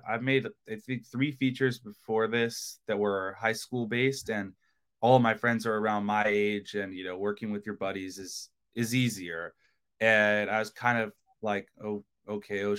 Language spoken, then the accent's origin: English; Long Beach, California, United States; I'm from Long Beach, California, 20 years old